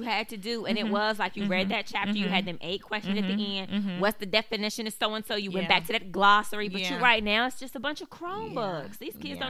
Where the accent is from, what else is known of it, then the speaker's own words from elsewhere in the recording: Altavista, Virginia, United States; I'm from Alta Vista.